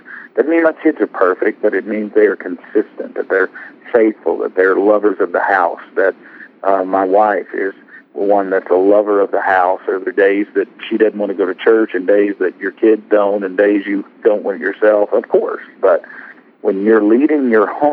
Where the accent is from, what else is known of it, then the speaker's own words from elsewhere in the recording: Arkansas, United States; Walmart, which happens to be in my home state